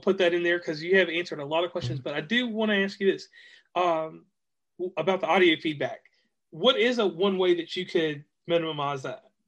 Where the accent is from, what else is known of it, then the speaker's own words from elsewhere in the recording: Virginia, United States; now in West Virginia, United States; I'm from uh, Virginia, but I hail from West Virginia now